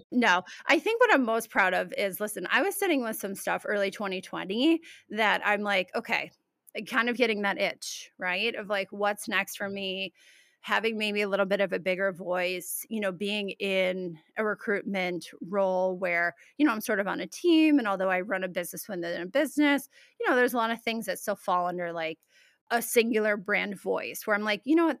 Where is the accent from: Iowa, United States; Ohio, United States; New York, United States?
New York, United States; Albany; moved away as an adult; also born or lived in Keene, New Hampshire; I'm Albany, Saratoga area, tri-state, capital district. Went to school there.